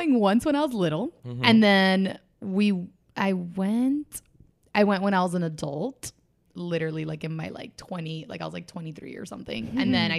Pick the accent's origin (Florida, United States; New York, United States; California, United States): Florida, United States; Miami; I'm from Miami, so Orlando is very close to us considerably.